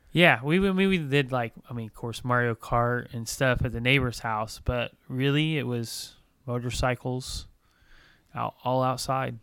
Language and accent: English; Bloomington, Indiana, United States; I grew up in Bloomington.